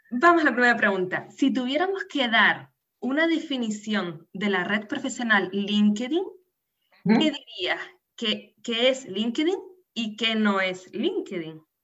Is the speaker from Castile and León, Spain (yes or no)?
no; Canary Islands, Spain; nacida en Canarias